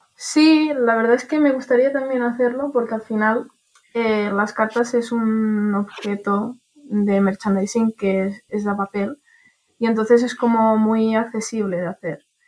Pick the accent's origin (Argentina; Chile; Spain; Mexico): Spain; Barcelona, Catalonia; de Barcelona